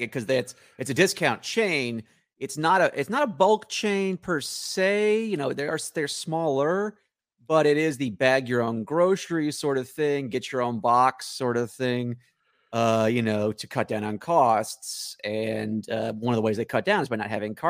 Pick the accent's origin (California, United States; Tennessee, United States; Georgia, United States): Tennessee, United States; Nashville; now in Los Angeles, United States; Originally, I was Nashville, Tennessee. But out in LA now